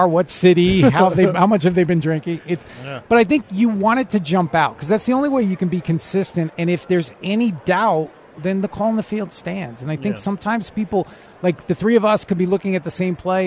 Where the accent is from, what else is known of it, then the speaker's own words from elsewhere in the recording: East Coast, United States; now in West Coast, United States; I grew up on the East Coast. I live on the West Coast now